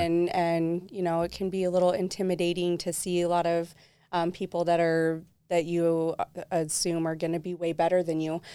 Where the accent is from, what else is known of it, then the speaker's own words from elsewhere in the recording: Southern Utah, United States; I was raised predominantly in Southern Utah most of my life.